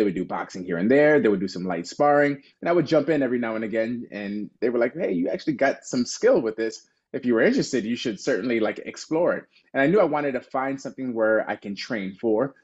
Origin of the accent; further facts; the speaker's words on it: Chicago, Illinois, United States; born and raised in Chicago